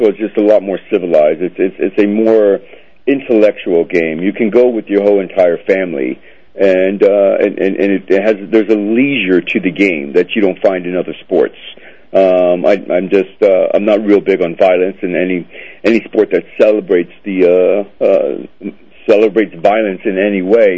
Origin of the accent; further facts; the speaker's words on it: Florida, United States; My family's Cuban. So I was actually born in Florida. They left after the revolution. And so I was raised in Florida